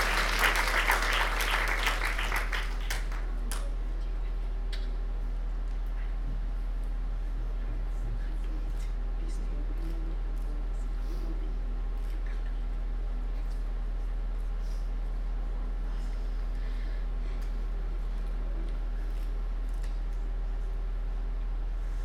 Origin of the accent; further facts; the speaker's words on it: Bangladesh; now in United Kingdom; I was born in Bangladesh